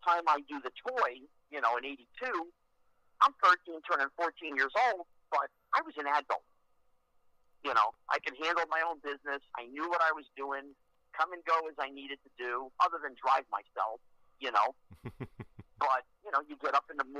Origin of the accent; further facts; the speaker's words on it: New Jersey, United States; I grew up in New Jersey